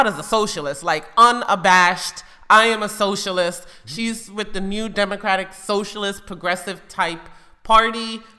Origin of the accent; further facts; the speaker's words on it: New York City, New York, United States; I grew up in the Bronx.